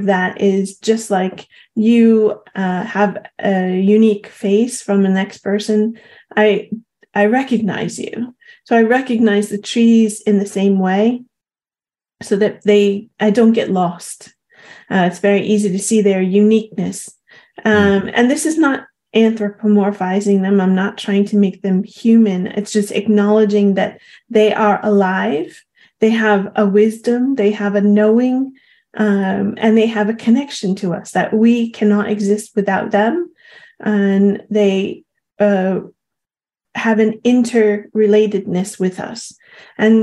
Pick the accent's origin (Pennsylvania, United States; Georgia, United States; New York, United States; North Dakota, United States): New York, United States; Long Island; growing up on Long Island